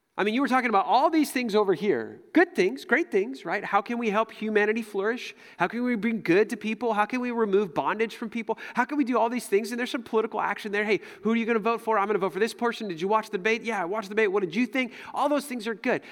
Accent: United States; as an American, as American Christians

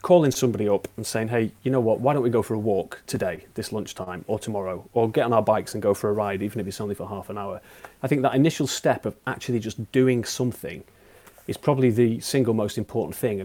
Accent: the Pennines, England, United Kingdom; I grew up in the Pennines, in the middle of nowhere, basically.

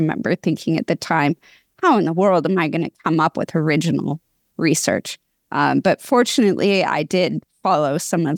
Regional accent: West Coast, United States; also born or lived in Portland / Seattle / Sacramento; So we moved around the West Coast when I was a kid, Portland, Seattle, Sacramento.

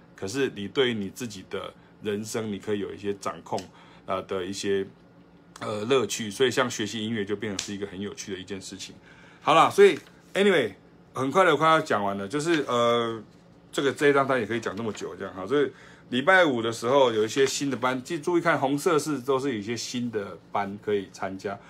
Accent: southern Taiwan, Taiwan; 我自己是南部人，我家里是下岗囡仔，我是家己人

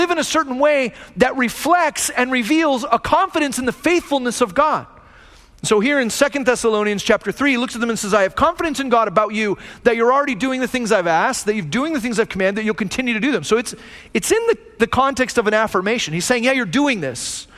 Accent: United States; I'm an American

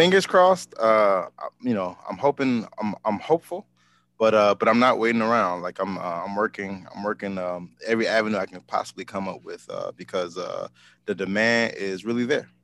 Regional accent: Chicago, Illinois, United States; moved away as an adult; also born or lived in Seattle; I'm home. I'm from Chicago

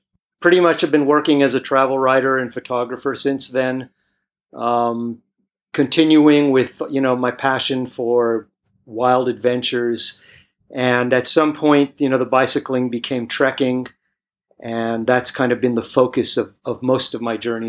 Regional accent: Berkeley, California, United States; moved away as an adult; also born or lived in Greece; now in Thailand; I'm a Greek-born, American-raised, grew up in Berkeley, California.

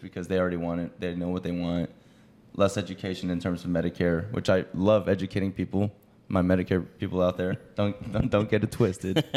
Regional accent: Los Angeles, California, United States; I'm from Los Angeles, California

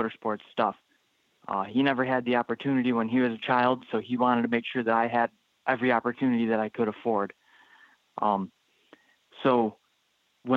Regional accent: Bergen, New York, United States; I was born in Bergen, New York.

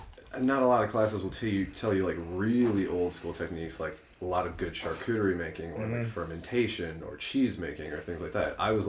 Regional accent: Hazelwood, Missouri, United States; No, that's right where I grew up. I grew up in Hazelwood.

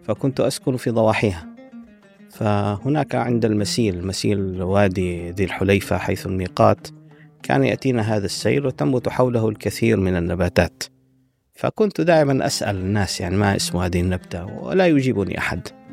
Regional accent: Medina, Medina Province, Saudi Arabia; moved away; also born or lived in Syria / Sudan; وصلت إلى المدينة المنورة مع أسرتي آه، كنت في الصف السادس

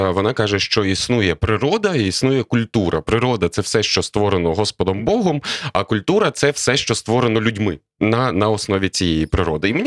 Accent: Lviv, Lviv Oblast, Ukraine; Я народився у Львові, прожив тут перших 36 років свого життя.

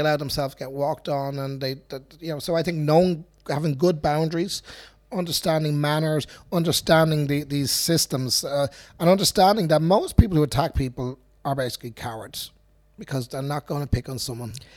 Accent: Dublin, Leinster, Ireland; I grew up in Finglas

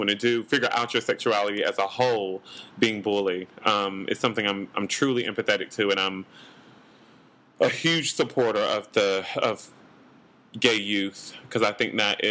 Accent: North Carolina, United States; also born or lived in Los Angeles; now in New York, United States; I grew up in North Carolina

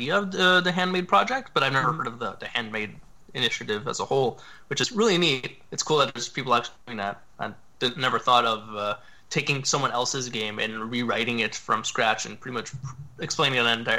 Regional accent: Toronto, Ontario, Canada; I'm a professional voxel artist, and I'm from Toronto, Canada

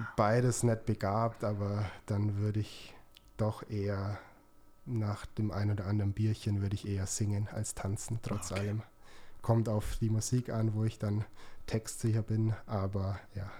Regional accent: Augsburg, Bavaria, Germany; born or raised there

